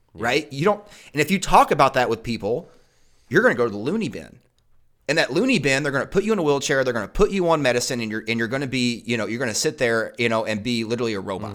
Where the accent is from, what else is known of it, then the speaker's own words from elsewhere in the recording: Eastern Kentucky, United States; moved away; I grew up in Eastern Kentucky